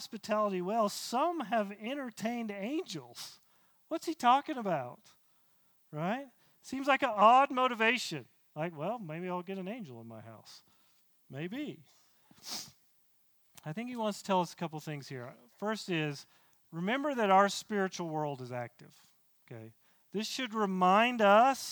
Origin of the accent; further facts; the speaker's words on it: the South, United States; I grew up in the South